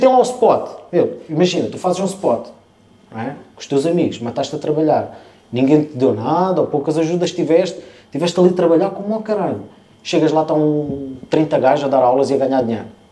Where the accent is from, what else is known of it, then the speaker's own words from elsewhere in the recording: Portugal; Ah, somos de Portugal